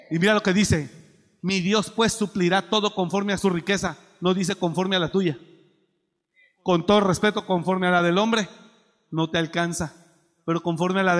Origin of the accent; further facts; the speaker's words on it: Mexico; moved away; Mire, yo me vine de México con mi maleta, 150 pesos en la bolsa.